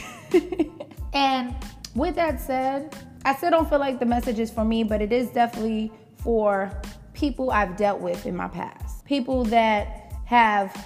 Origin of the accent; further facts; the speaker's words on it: New York City, New York, United States; I grew up in the Bronx